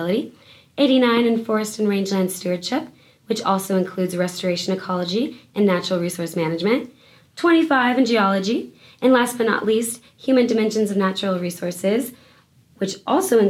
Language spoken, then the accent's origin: English; Dallas, Texas, United States; moved away as an adult; now in Fort Collins, United States; I'm originally from Dallas, Texas